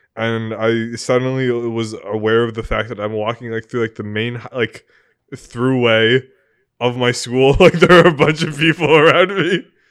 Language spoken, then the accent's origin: English; New England, United States; growing up in New England with Tom Brady